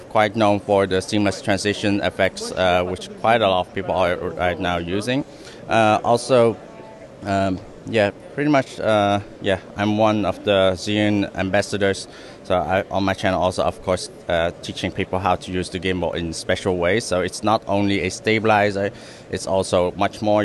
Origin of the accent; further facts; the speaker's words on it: Netherlands; now in Hong Kong; I'm originally from the Netherlands, and I've moved to Hong Kong